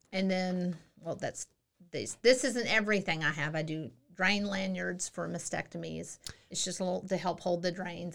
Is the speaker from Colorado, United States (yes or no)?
no; Central Texas, United States; moved away as an adult; also born or lived in Hawaii / Germany / El Paso / South Korea; I'm from Central Texas.